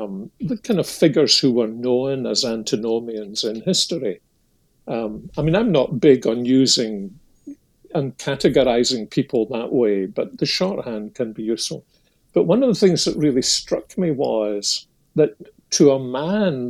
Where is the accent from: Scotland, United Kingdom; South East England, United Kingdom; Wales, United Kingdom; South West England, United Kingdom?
Scotland, United Kingdom; when I was a youngster growing up in Protestant Scotland